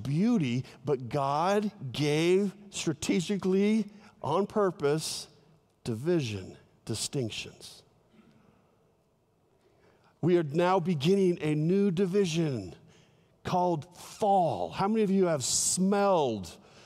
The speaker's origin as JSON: {"language": "English", "region": "Southern California", "country": "United States", "tie": "born or raised there", "moved": "yes", "said": "I love California, my home state in Southern California"}